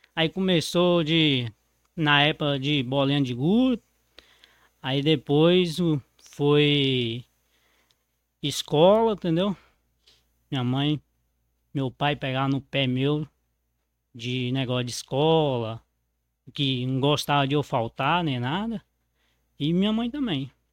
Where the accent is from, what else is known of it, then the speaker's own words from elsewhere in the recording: Mato Verde, Minas Gerais, Brazil; eu nasci dentro da borracharia